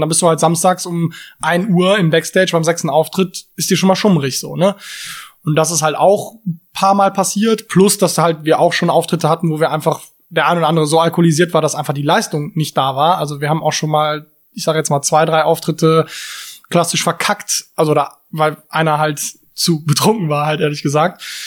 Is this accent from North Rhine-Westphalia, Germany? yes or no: yes; Cologne, North Rhine-Westphalia, Germany; ich bin ähm, in Löwenich groß geworden